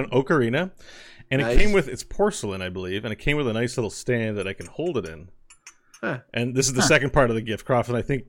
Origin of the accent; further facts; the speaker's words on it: Elmer, New Jersey, United States; There was a homeless guy where we grew up in Elmer, and his name was Red.